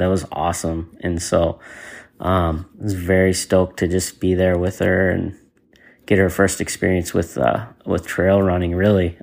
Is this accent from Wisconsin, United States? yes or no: yes; La Crosse, Wisconsin, United States; moved away; La Crosse, Wisconsin is originally my hometown